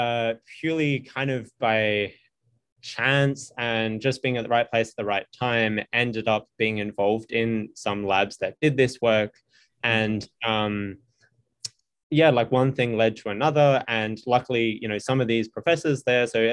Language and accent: English; Australia; moved away as an adult; now in United States; I'm from Australia